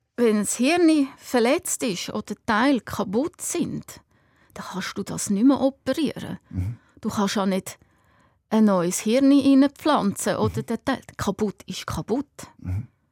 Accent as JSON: {"language": "German", "area": "Lake Hallwil", "region": "Aargau", "country": "Switzerland", "tie": "born or raised there", "said": "wir sind äh, am Halwilensee aufgewachsen"}